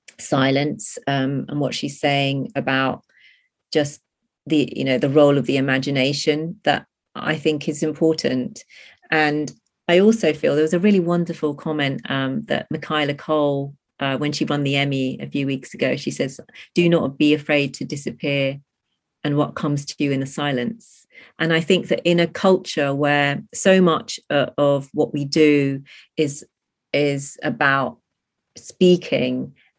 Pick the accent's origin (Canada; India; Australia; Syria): India; she's an Indian protagonist, and so I'm Indian